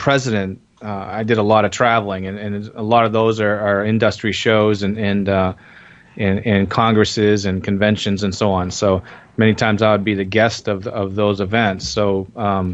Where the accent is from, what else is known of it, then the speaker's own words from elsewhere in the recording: New England, United States; I grew up in New England, and my dad was a chef